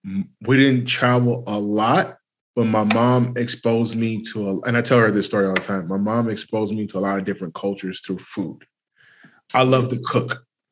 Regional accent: California, United States; also born or lived in South Carolina; I grew up in California, but I was born in South Carolina. But moving back to South Carolina, a lot of the family members would say my mom cooked white

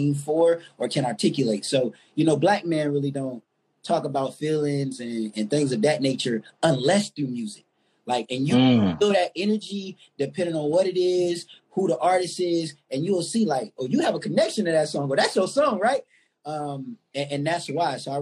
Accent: Jacksonville, Florida, United States; I'm from Duval, Florida.

